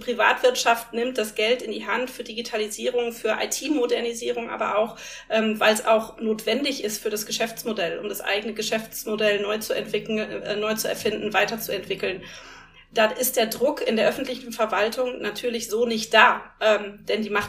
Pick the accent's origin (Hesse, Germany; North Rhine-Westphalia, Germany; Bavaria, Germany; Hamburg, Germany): North Rhine-Westphalia, Germany; Ich komme aus dem Ruhrgebiet